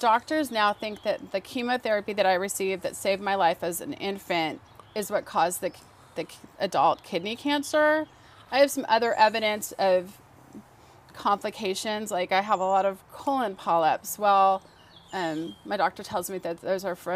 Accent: Los Angeles, California, United States; also born or lived in Van Nuys, California; I was born in Van Nuys, California, in the San Fernando Valley, which is a suburb northwest of Los Angeles, and I grew up at the end of that valley, the northwest end in Canoga Park, or what was later called West Hills

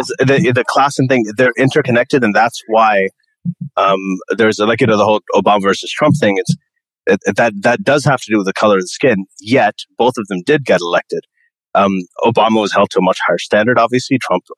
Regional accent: Saudi Arabia; I grew up in Saudi Arabia. I was in American school with people from like 80 different countries. So I grew up with lots and lots of different cultures and ideas and skin colors and everything.

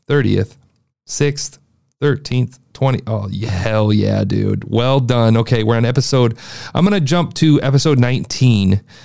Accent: Midwest, United States; I'm from the Midwest

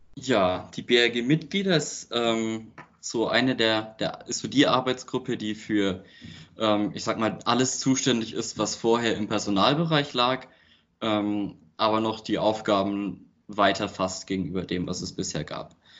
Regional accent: Trautskirchen, Bavaria, Germany; now in Berlin, Germany; ich sitze gerade in Trautskirchen, nennt sich das. Das ist das kleine Dorf, wo ich herkomme

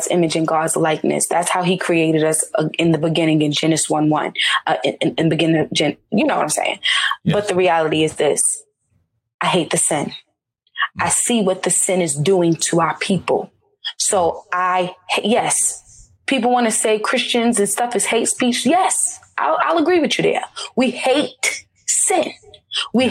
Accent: Charlotte, North Carolina, United States; I grew up in Charlotte, North Carolina.

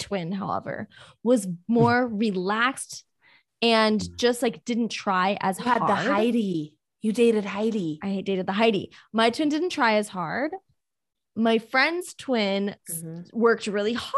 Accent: Miami, Florida, United States; growing up in Miami

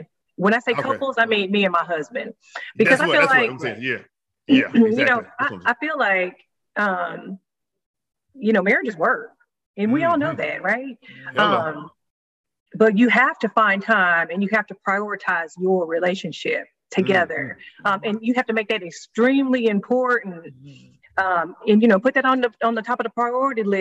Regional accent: California, United States; I grew up in California

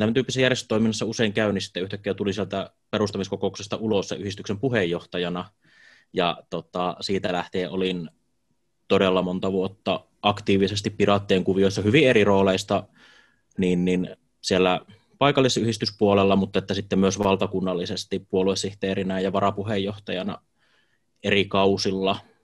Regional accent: Jyväskylä, Central Finland, Finland; Jyväskylässä asun käytännössä koko elämäni ihan muutamaa lyhyttä pätkää lukuun ottamatta

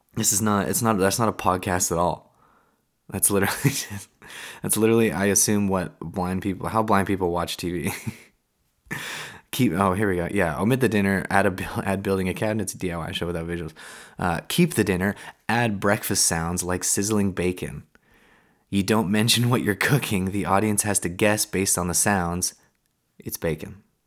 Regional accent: West Coast of Canada, Canada; I'm from the West, I live on the West Coast.

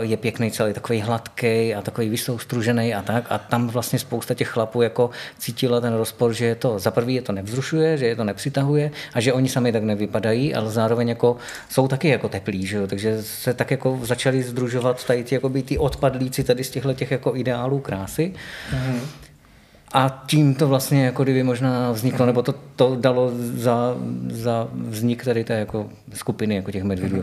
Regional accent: Náměšť nad Oslavou, Vysočina Region, Czechia; now in Ostrava, Czech Republic; pocházím původně z Vysočiny, z takového malého města mezi Brnem a Jihlavou, u Třebiče na náměšť nad Oslavou

